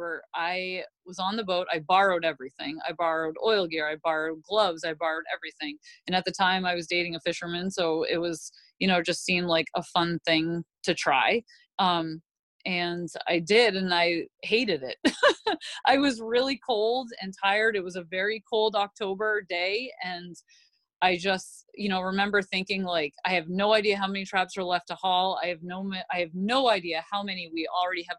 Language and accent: English; Southwest Harbor, Maine, United States; I grew up where I grew up in Southwest Harbor was literally right on the water.